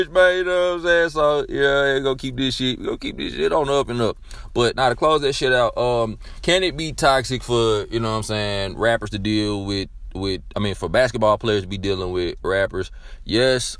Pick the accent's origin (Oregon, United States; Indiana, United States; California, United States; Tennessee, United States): Tennessee, United States; Memphis; My brother went to MTSU, and that was the only way I heard about it in Memphis